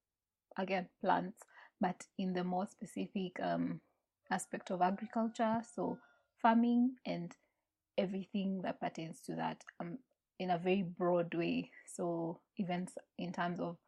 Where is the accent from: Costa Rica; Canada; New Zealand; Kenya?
Kenya; Nanyuki, Laikipia County; I grew up in Nanyuki